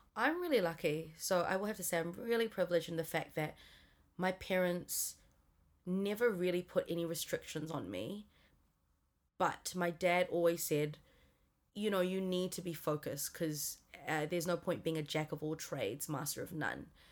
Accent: Singapore; also born or lived in Auckland, New Zealand; now in New Zealand; moved me from New Zealand to Singapore when I was nine.

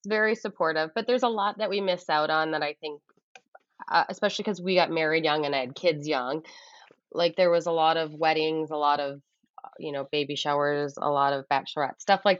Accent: Midwest, United States; also born or lived in Edmonton / Ottawa; now in Canada; But we came from Edmonton, and it was just this, like, and I'm from the Midwest. So it just reminds me of kind of like the Midwest a bit.

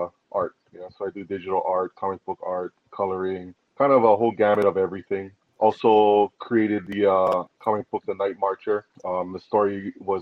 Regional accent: Hawaii, United States; being Hawaiian

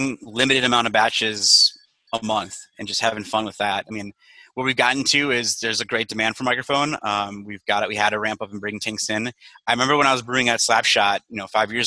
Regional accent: Mukwonago, Wisconsin, United States; moved away as an adult; also born or lived in West Allis, Wisconsin / Madison, Wisconsin; now in Chicago, United States; I grew up in Maguanago, Wisconsin, which is about a half an hour southwest of Milwaukee

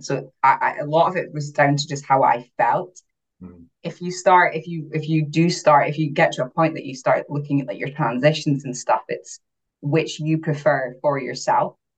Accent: Aberdeen, Scotland, United Kingdom; First show was in Aberdeen, so my hometown

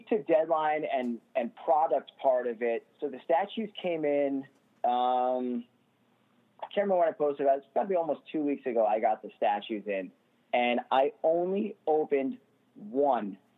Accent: New York City, New York, United States; I'm from Staten Island

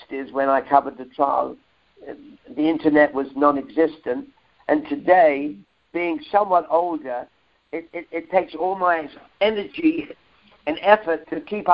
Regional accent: London, United Kingdom; accent: Cockney; a Cockney kid, if any of your listeners don't know, is a kid that grew up in the East End of London within the sounds of Bow Bell Church

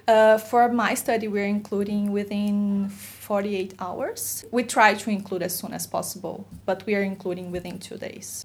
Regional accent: Brazil; moved away; I'm from Brazil

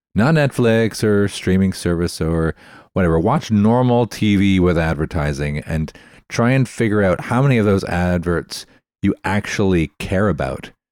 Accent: Canada; I'm Canadian.

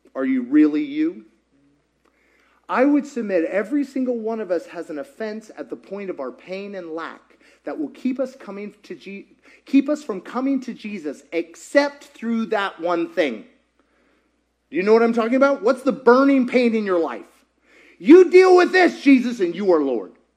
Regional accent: Kentucky, United States; now in Georgia, United States; I grew up in Kentucky

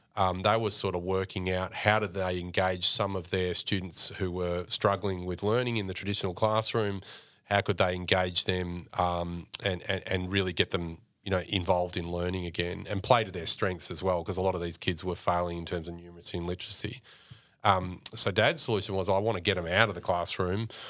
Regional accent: Mildura, Victoria, Australia; accent: Australian; I mentioned growing up on, on, on the billabong in, in Mildura

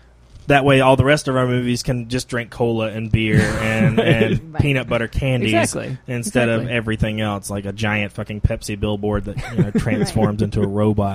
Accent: Easley, South Carolina, United States; my hometown of Easley, South Carolina

